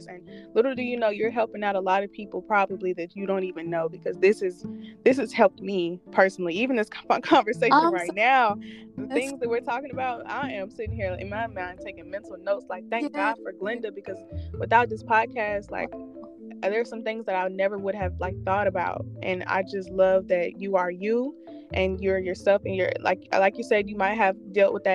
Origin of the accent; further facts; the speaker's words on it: Montgomery, Alabama, United States; I came from a country town. Mm-hmm. I came from Montgomery.